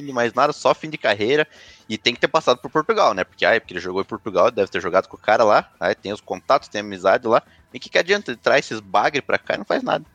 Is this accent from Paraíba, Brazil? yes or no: no; Paraná, Brazil; sou paranaense coxa branca